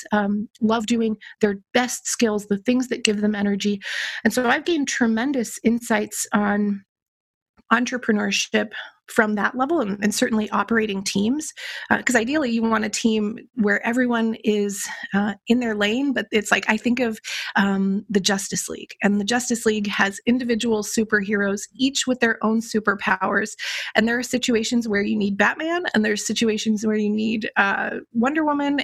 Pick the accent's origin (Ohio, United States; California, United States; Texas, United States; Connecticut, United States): California, United States; Los Angeles; moved away as an adult; also born or lived in Philadelphia; I grew up in Los Angeles and I went to the University of Pennsylvania